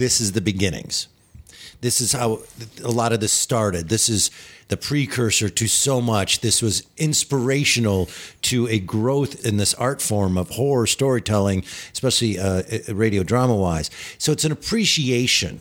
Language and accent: English; Minnesota, United States; I'm such a Minnesotan